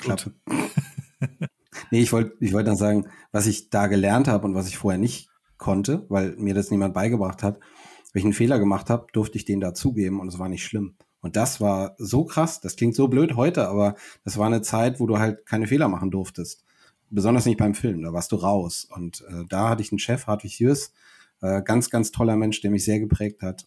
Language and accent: German; Buchholz in der Nordheide, Lower Saxony, Germany; moved away as an adult; also born or lived in Düsseldorf / Berlin; now in Hannover, Germany; ich bin in Düsseldorf bis neun aufgewachsen, dann sind wir nach Buchholz in der Nordheide gezogen